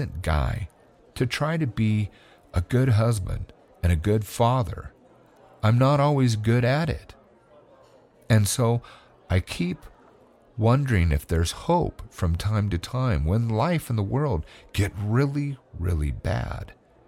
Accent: California, United States; born there; moved away; because I was born in California where everyone said what they meant. And then I moved to another state where nobody said what they meant.

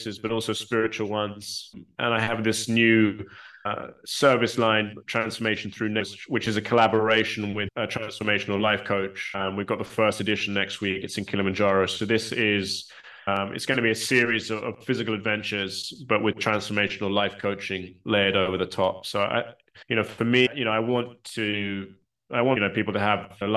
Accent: United Kingdom; I'm British and I'm based in the UK

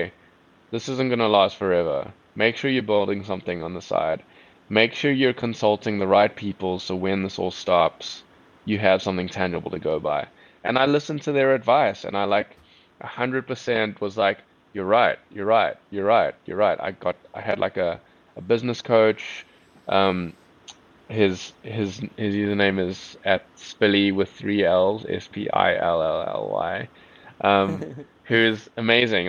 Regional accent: South Africa; accent: South African; my South African accent

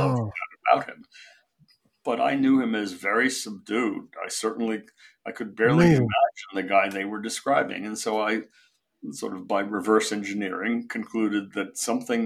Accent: San Francisco, California, United States; also born or lived in Shanghai, China; I grew up in San Francisco, almost all of my parents' friends were Russian Jews who had emigrated from Shanghai

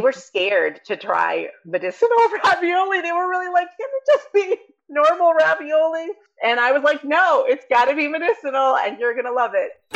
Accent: New York City, New York, United States; moved away as an adult; now in Vermont, United States; I grew up in New York

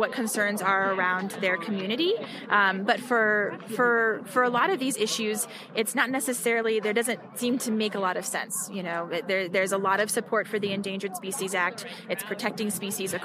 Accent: Denver, Colorado, United States; I'm from Denver, Colorado

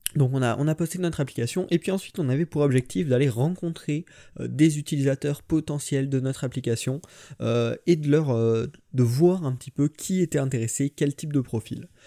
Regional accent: Limoges, Nouvelle-Aquitaine, France; moved away as an adult; now in Saint-Mandé, France; je viens de Limoges, maintenant je suis à Saint-Mandé, juste à côté de Paris, euh, pour mes études

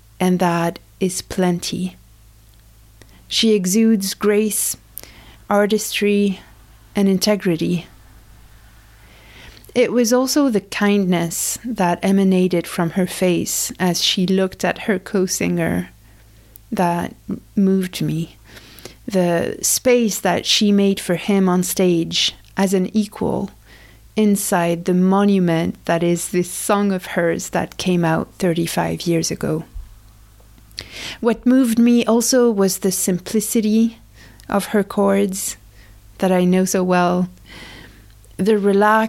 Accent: France; moved away; I grew up in France

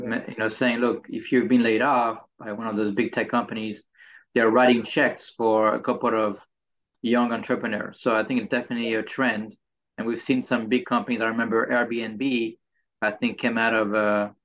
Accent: France; I'm from France

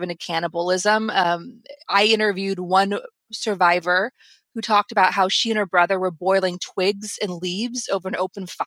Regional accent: United States; being an American

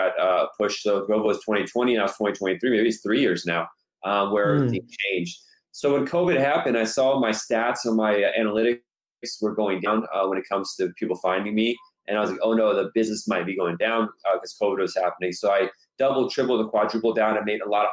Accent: Los Angeles, California, United States; my family's originally from Iran. I was born here myself, born and raised in Los Angeles for the most part.

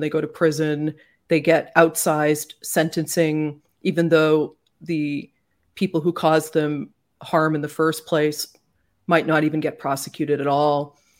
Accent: Canada; now in United States; I'm Canadian, and I feel like that just informs everything about how I look at certain things in America, often with bafflement, and sometimes, I suppose, yes, with a more progressive approach, because Growing up in Canada

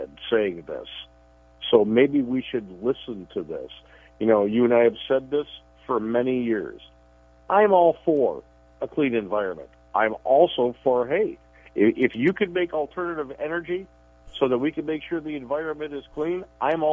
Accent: Chicago, Illinois, United States; moved away; I grew up in Chicago

